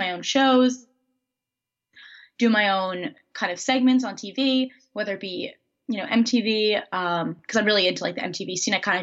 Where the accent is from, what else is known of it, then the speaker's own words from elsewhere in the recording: New Jersey, United States; I am from Central Jersey